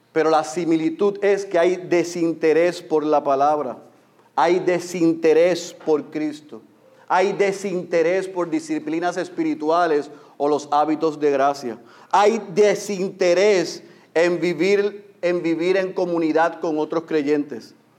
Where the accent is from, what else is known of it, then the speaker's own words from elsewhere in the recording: Puerto Rico; En puertorriqueños nos encanta